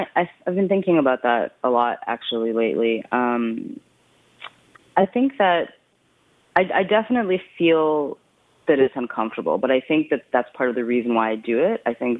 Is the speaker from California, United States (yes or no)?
no; Brooklyn, New York, United States; born there; I was born in Brooklyn, and it's my birth month, so I really like to be in Brooklyn during my birthday.